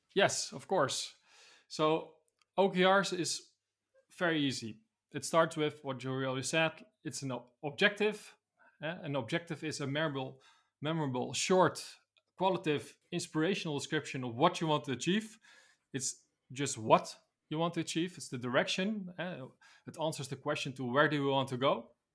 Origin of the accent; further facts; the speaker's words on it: Netherlands; I'm from the Netherlands, a city close to Amsterdam.